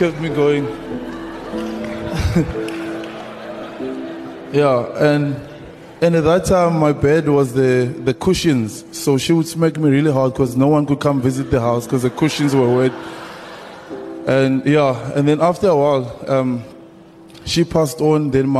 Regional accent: South Africa; English is a second language

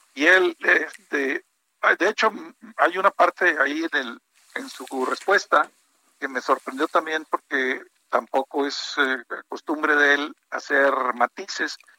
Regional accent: Monterrey, Nuevo León, Mexico; now in Mexico City, Mexico; confinado en Monterrey, en mi tierra

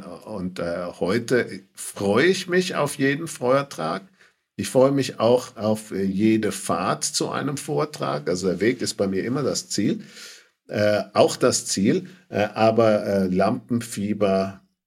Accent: Bad Brückenau, Bavaria, Germany; Aufgewachsen in Bad Brückenau

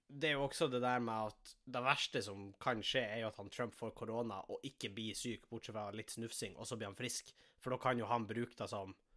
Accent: Tjongsfjord, Nordland, Norway; now in Tromsø, Norway; jeg sitter jo hjemme i Tjongsfjord

